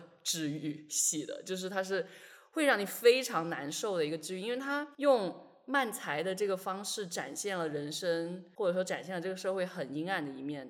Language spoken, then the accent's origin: Chinese; China; 我一个出生在中国但是几乎是同龄